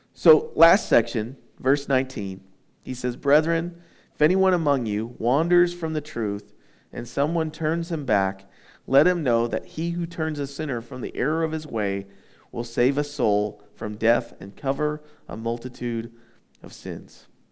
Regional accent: United States; we're Americans

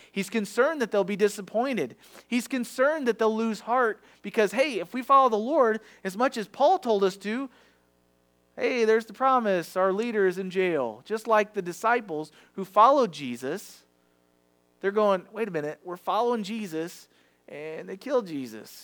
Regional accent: Farmington, Missouri, United States; I was raised in Farmington, so I went to the Farmington schools

